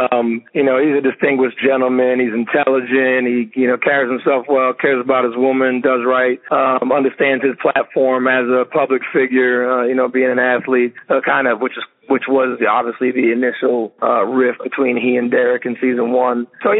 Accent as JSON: {"language": "English", "town": "New York City", "region": "New York", "country": "United States", "tie": "born or raised there", "also_born_or_lived": "Trinidad and Tobago / Barbados", "said": "I'm from Trinidad and Tobago and Barbados. My mother's Trinidadian. My father's Bajan. I was born in Flatbush, Brooklyn. I was raised very Caribbean American."}